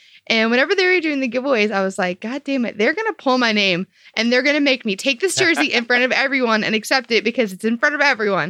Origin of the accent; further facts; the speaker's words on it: St. Louis, Missouri, United States; we're from St. Louis.